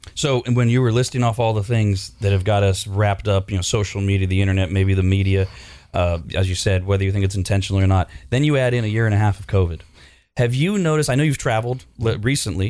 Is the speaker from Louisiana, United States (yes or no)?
no; California, United States; I'm I'm basically from California, mm-hmm. right? Since I was three months old